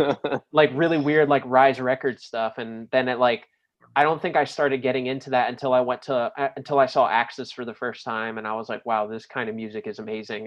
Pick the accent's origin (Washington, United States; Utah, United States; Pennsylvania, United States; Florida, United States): Florida, United States; New Smyrna Beach; growing up in New Smyrna